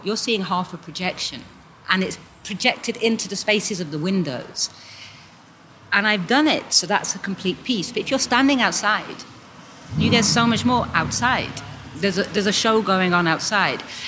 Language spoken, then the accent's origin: English; United Kingdom; also born or lived in London; now in Basel, Switzerland; I'm British